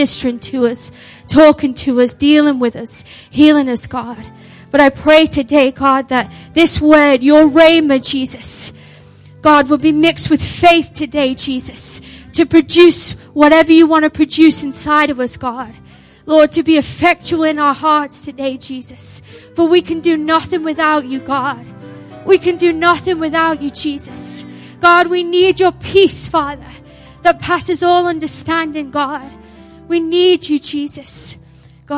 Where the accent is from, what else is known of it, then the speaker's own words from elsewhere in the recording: Liverpool, North West England, United Kingdom; I was born and raised in Liverpool